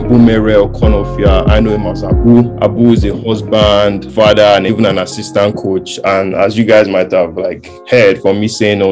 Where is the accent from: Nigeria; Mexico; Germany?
Nigeria; Lagos; growing up in Lagos, I grew up in Lagos too